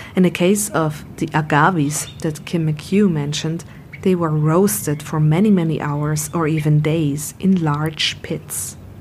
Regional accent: Vienna, Austria; I grew up near the Danube wetlands in Vienna

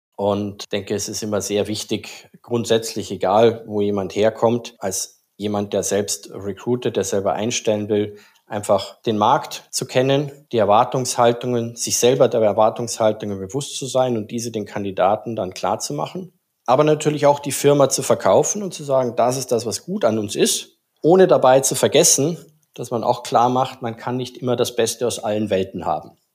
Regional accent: Austria; moved away as an adult; now in Singapore; dass ich gebürtiger Österreicher bin

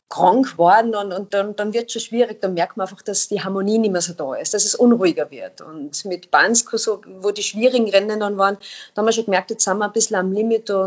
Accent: Austria; weil als Österreicher oder beim ÖSV gilt gibt es natürlich schon einen extrem hohen Anspruch

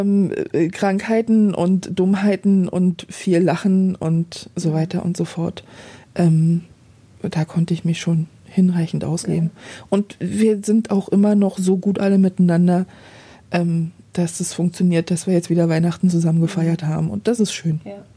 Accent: Berlin, Germany; Also Berlin ist, ist meine Heimat, wird es immer sein

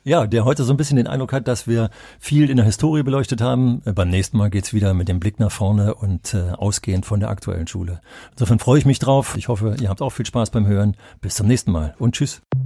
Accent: Germany; wenn ich als Wessi

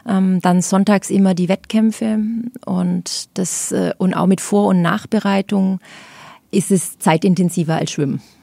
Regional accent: Lauffen am Neckar, Baden-Württemberg, Germany; also born or lived in Kandel, Rhineland-Palatinate / Heilbronn; meine Eltern sind zur Einschulung nach Laufen gezogen. Dort ähm, bin ich dann auch aufs Gymnasium

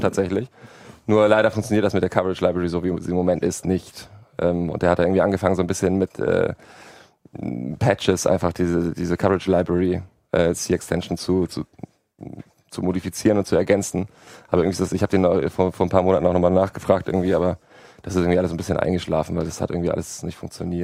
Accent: Hamburg, Germany; ich komme ja auch aus Hamburg, da war der Winter besonders lang und kalt

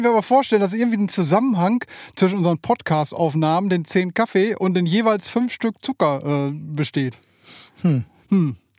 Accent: Bielefeld, North Rhine-Westphalia, Germany; ich komme aus Bielefeld, äh, da wohne ich jetzt schon seit 47 Jahren

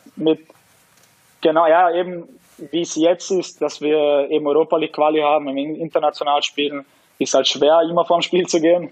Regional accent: Austria; bin in Österreich geboren, ich, ich bin aufgewachsen hier

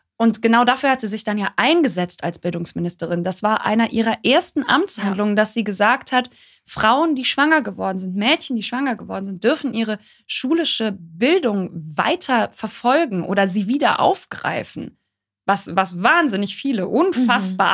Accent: Germany; wir als, als Deutsche

